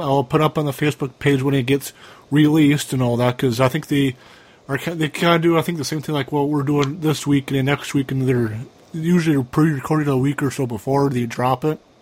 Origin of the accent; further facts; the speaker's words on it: Cambridge, Minnesota, United States; 2002 was a year where I moved from Malacca, Minnesota, after the day after my eighth grade year ended in Malacca High School. I moved back to Cambridge